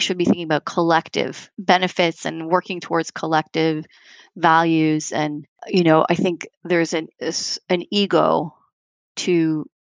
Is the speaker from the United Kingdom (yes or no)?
no; Canada; now in New York, United States; I'm a Canadian, but I live in New York